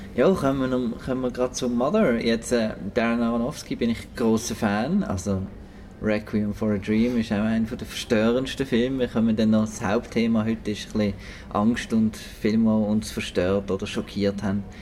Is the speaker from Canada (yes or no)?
no; Switzerland; bei uns in der Schweiz